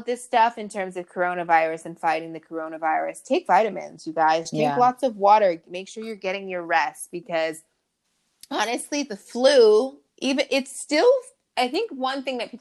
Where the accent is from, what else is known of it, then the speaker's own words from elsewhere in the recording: Long Beach, California, United States; I'm born and raised in Long Beach